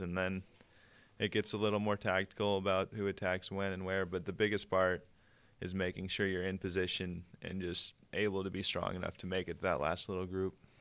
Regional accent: Durango, Colorado, United States; I'm seventeen, from Durango, Colorado.

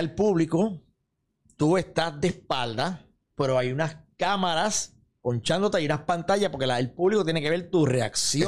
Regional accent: Santa Isabel, Puerto Rico; mi pueblo Santa Isabel

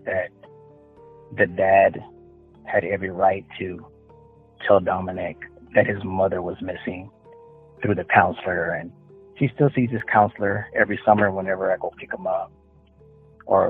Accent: the Valley, Texas, United States; also born or lived in Houston, Texas; I lived in the valley most of my life, which I do live right now. And I lived in Houston for about 10 years as well.

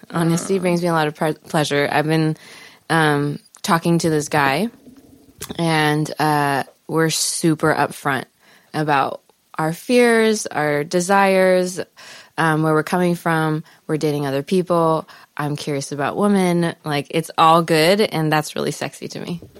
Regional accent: Palos Verdes, California, United States; Los Angeles. Actually, Palos Verdes.

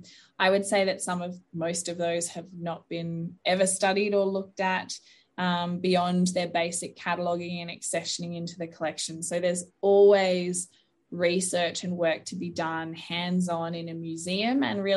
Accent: Western Australia, Australia; moved away as an adult; also born or lived in Victoria; now in Queensland, Australia; growing up in Western Australia, it doesn't snow over there

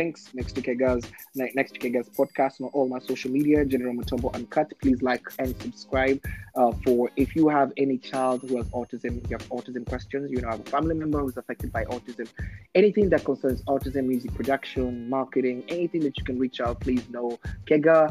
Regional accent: Kenya; now in United States; a Kenyan, as an immigrant

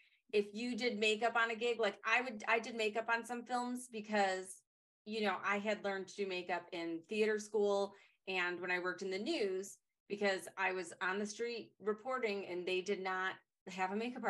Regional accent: Detroit, Michigan, United States; I'm from Detroit, but I had all these Detroit contacts

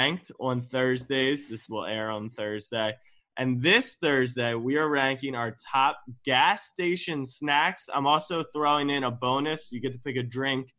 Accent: Baltimore, Maryland, United States; I was born and raised in Baltimore. I grew up on the Ravens.

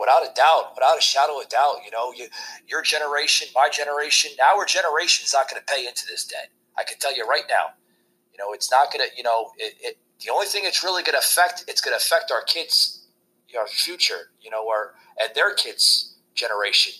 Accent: New Jersey, United States; when I grew up in New Jersey

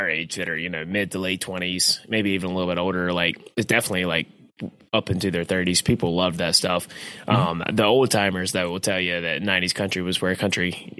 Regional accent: North Carolina, United States; I love North Carolina. Hell yeah, I'm from North Carolina.

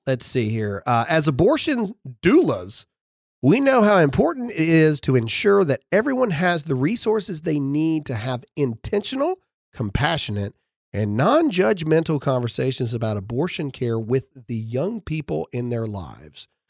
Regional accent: United States; as an American and as a Christian

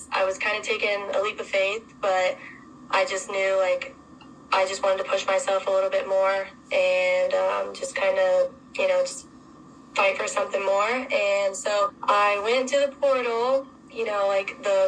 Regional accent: Virginia, United States; moved away as an adult; now in Columbus, United States; I'm from Virginia

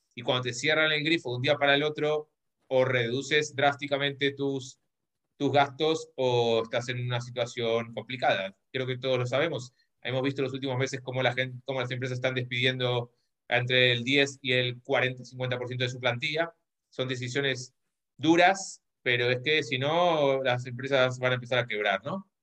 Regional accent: Argentina; moved away as an adult; now in Spain; soy argentino, vivo en, en España hace 15 años

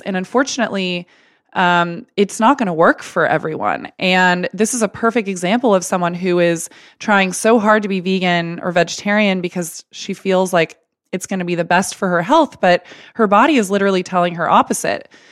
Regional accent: Texas, United States; I grew up in Texas and we had steak Sunday every Sunday, as Texans

